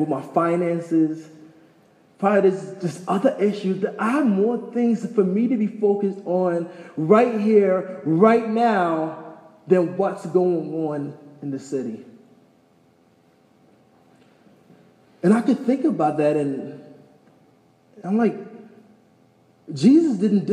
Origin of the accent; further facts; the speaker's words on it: New York, United States; moved away as an adult; also born or lived in Taos; I'm from New York